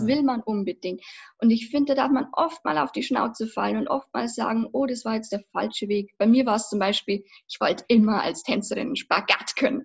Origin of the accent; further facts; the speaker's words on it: Passau, Bavaria, Germany; also born or lived in Berlin; ich komme aus Passau. Das liegt in Niederbayern